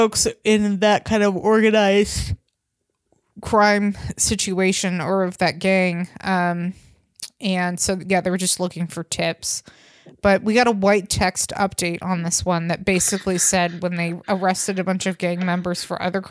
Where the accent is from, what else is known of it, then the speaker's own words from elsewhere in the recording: near Vallejo, Northern California, United States; Vallejo, California, because that's where this starts, which was next to my hometown in Northern California